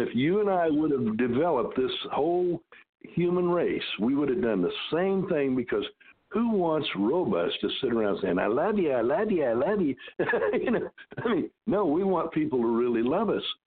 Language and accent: English; Decatur, Illinois, United States; I was born and raised in Decatur, Illinois.